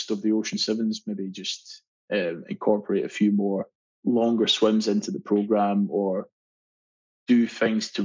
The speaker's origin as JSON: {"language": "English", "region": "Scotland", "country": "United Kingdom", "moved": "as an adult", "lives_now": "Australia", "said": "I love being Scottish. It is and will always be home for me."}